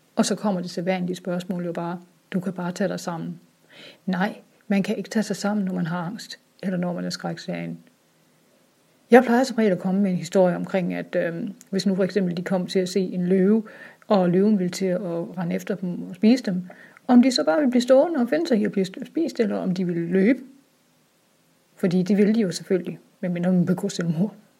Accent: Sønderborg, Southern Denmark, Denmark; Jeg kommer fra Sønderborg

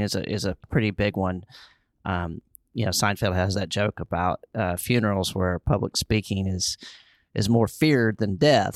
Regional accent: Charlotte, North Carolina, United States; other comedians in my hometown

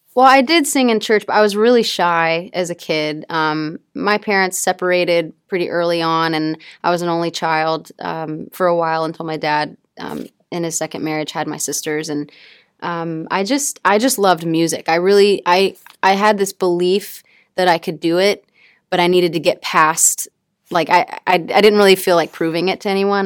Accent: Mississippi, United States; I come from a really small town in Mississippi

